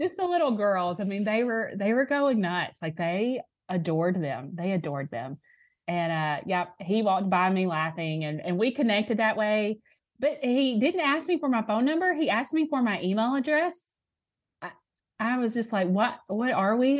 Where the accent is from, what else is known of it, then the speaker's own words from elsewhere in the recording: Alabama, United States; also born or lived in Tupelo, Mississippi; I say I'm from Alabama 'cause I, I have been no other, other place besides here